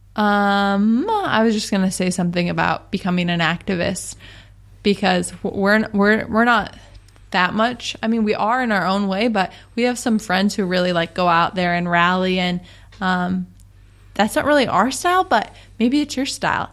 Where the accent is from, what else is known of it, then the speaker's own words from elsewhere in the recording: Seattle, Washington, United States; moved away as an adult; now in San Diego, United States; we're from Seattle